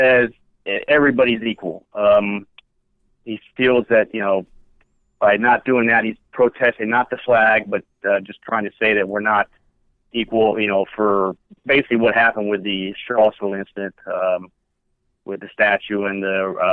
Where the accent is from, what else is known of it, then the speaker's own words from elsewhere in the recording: Japan; I was born in Japan, so I had the honor of being born the year of the rat